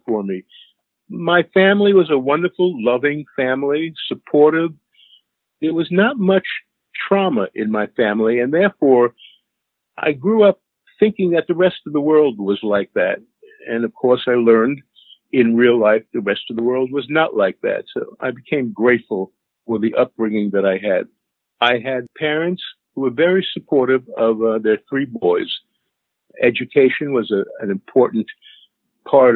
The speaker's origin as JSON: {"language": "English", "town": "New York City", "region": "New York", "country": "United States", "tie": "born or raised there", "moved": "as an adult", "lives_now": "Woodstock, United States", "said": "I grew up in Queens, Kew Gardens Hills, Queens, New York."}